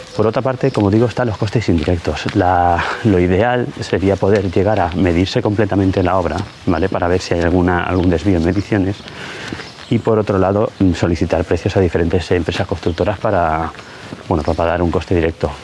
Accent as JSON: {"language": "Spanish", "town": "Ibi", "region": "Valencian Community", "country": "Spain", "said": "mi pueblo, en Ibi"}